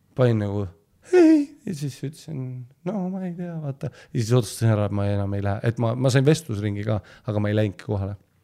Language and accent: Estonian; Püünsi, Harju County, Estonia; also born or lived in Poland; ma käisin ju Püünsi põhikoolis